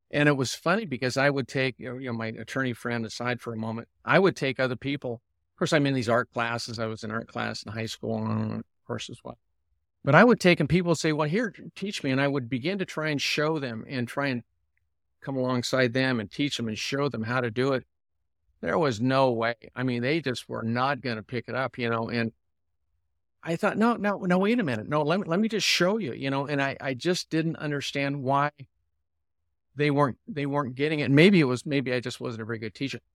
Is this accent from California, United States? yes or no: yes; San Diego, California, United States; I was raised here in San Diego